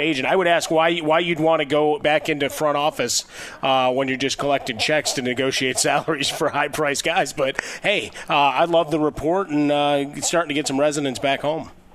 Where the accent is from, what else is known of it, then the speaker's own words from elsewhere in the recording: Chicago, Illinois, United States; my hometown, Chicago.